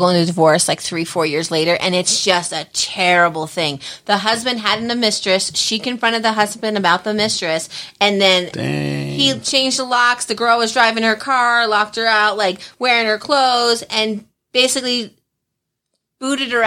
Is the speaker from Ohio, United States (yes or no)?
no; New Jersey, United States; moved away as an adult; I'm from Jersey